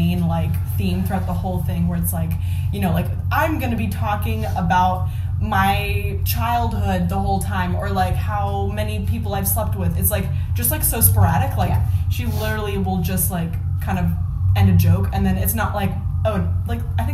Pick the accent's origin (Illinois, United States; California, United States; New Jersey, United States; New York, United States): California, United States; Bay Area; We're both from the Bay Area.